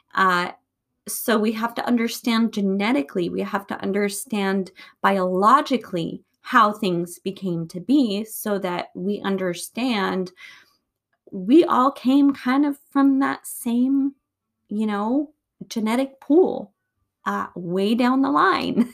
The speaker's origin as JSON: {"language": "English", "country": "United States"}